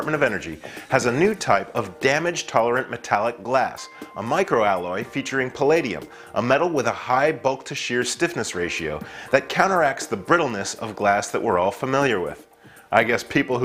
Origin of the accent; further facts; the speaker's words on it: Austin, Texas, United States; my hometown of Austin